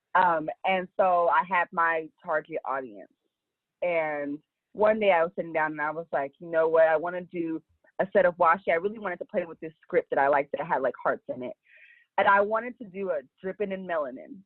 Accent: Los Angeles, California, United States; I'm from Los Angeles

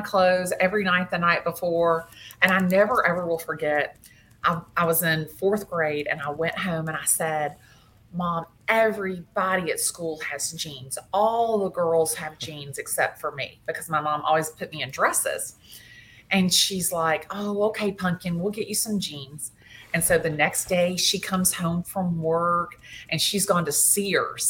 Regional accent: Atlanta, Georgia, United States; I have lived in Atlanta since I was 2 years old. I went to school here in Atlanta, elementary school, high school

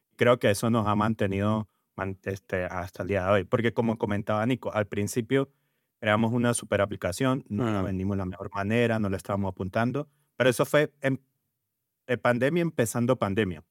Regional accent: Venezuela; now in Colombia; vengo de Venezuela, ya con bastantes años aquí en, Colombia

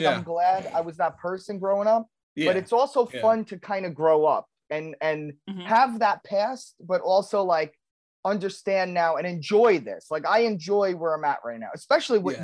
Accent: New York, United States; I'm Italian and I grew up in New York

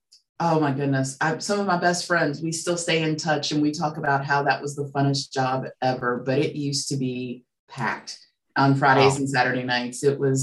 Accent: Charleston, West Virginia, United States; I grew up in Kanawha City, went to Chamberlain, Horseman, and I was the last class of Charleston High.

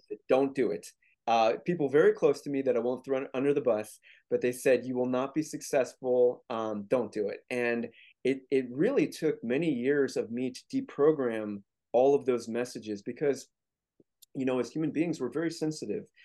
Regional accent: St. Louis, Missouri, United States; I grew up in Saint Louis, Missouri

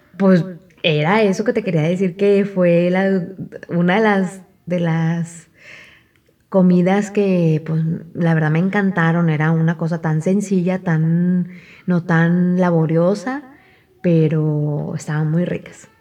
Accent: Mexico; como buena mexicana

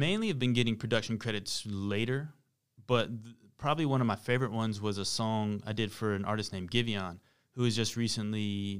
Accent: Charlotte, North Carolina, United States; Growing up in Charlotte at the time, because Power 98, they'd play like New York stuff

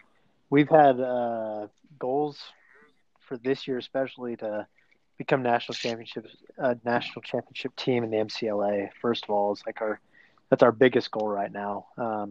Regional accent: Salt Lake City, Utah, United States; I grew up in Utah, obviously, in Salt Lake area. I'm a junior at Utah Valley right now, 22 years old.

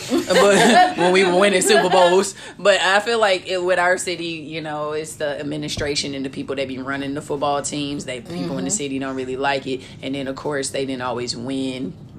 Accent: St. Louis, Missouri, United States; accent: STL; now in Kansas City, United States; I'm really putting the extra STL on my accent today. I got to represent.

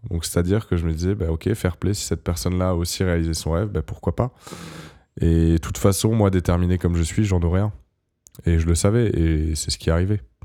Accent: Montpellier, Occitania, France; moved away as an adult; now in Paris, France; je suis né à Montpellier et que, et que je, vivais à Montpellier

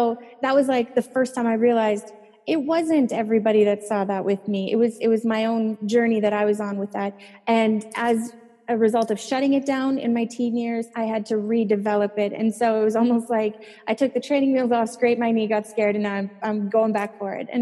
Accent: Saskatchewan, Canada; I'm from Saskatchewan in Canada, and that place is like the flattest land

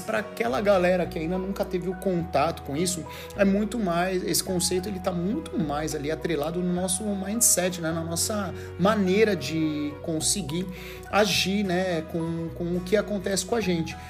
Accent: Brazil; moved away; como brasileiro

